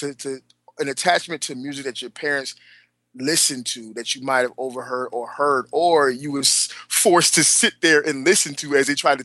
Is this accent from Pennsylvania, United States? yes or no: no; Atlanta, Georgia, United States; We're from Atlanta